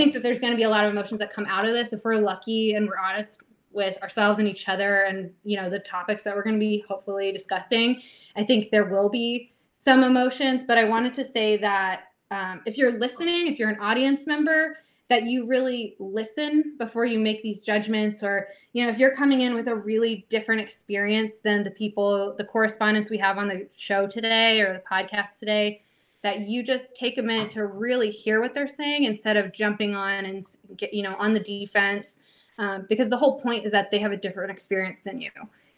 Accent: Georgia, United States; I would just be like, oh, I'm from Atlanta. But like, I know that if I'm talking to someone from Georgia, I'm a liar if I say I'm from Atlanta.

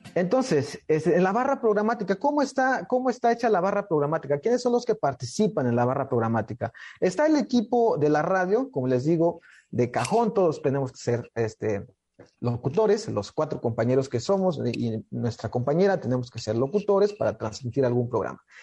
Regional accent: Nuevo Francisco León, Chiapas, Mexico; soy del estado de Chiapas, de una comunidad que se llama Nuevo Francisco León, de la cultura Soque

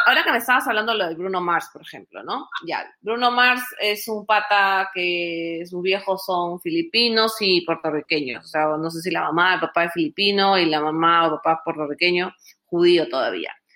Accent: Lima, Peru; now in Texas, United States; Yo soy de Lima, mi papá es de Lima, su familia es de Italia

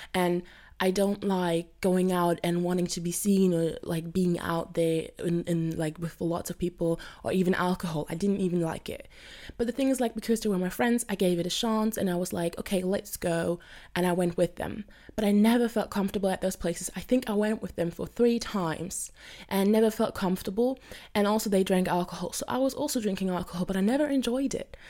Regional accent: Germany; I'm from Germany.

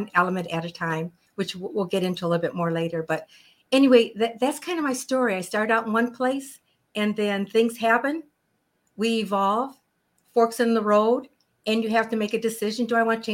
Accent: Chicago, Illinois, United States; moved away as an adult; now in Phoenix, United States; I'm from Chicago

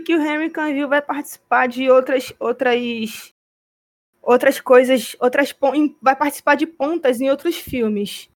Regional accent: Rio de Janeiro, Brazil; eu sou carioca, eu moro no Rio de Janeiro

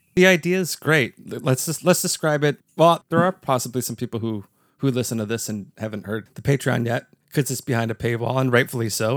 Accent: Canada; as a Canadian podcast listener and never in attendance

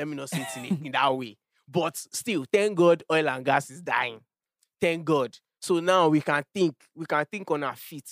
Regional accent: Nigeria; I am a Nigerian

